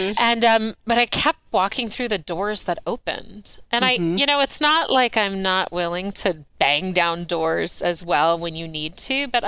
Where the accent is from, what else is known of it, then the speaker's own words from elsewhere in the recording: United States; moved away as an adult; also born or lived in Maryland / New York; now in Inland Northwest, United States; I was born and raised in suburbs of D.C.